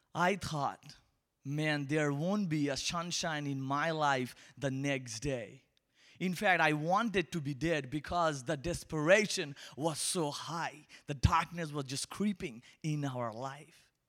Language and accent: English; Kolkata, West Bengal, India; accent: Indian; English is a second language; moved away; I'm from Asia, particularly, uh, from India, and I'm from a tiny city called Calcutta